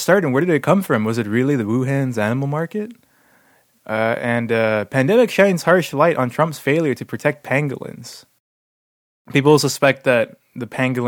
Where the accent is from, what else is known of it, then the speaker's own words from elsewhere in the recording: Texas, United States; moved away; my home state of Texas